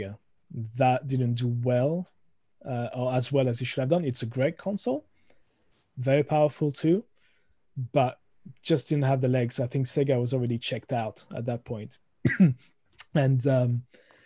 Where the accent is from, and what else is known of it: France; accent: thick French; moved away; also born or lived in United Kingdom